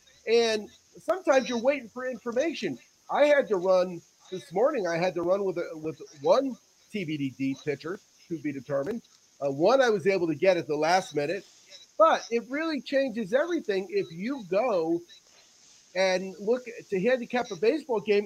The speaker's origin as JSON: {"language": "English", "region": "Northeast", "country": "United States", "said": "I'm from the Northeast"}